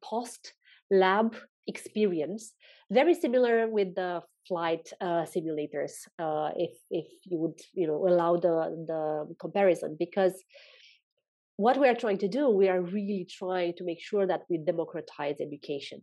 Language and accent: English; Romania; also born or lived in Mauritius; now in Spain; I'm from Romania. I'm currently living in Spain